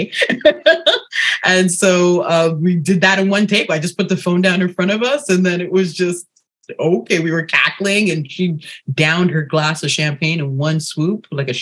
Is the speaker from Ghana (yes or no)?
yes; Ghana; I'm originally from Ghana, where we wear bold prints on the daily